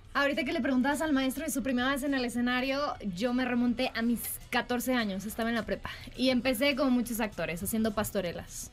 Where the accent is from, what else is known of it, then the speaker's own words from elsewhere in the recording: Mexico; yo soy mexicana.